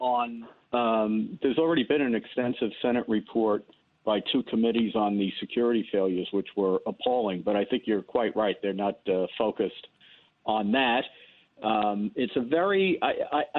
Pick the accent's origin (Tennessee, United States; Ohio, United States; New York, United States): New York, United States; New York City; I grew up in the South Bronx, in the Bronx, and went to school in the South Bronx in the 60s and 70s.